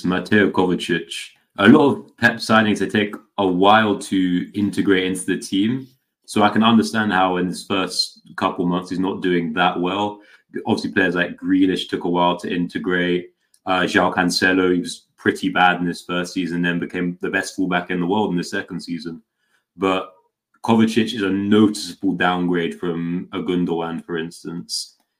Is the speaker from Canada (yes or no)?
no; London, United Kingdom; We're both from London.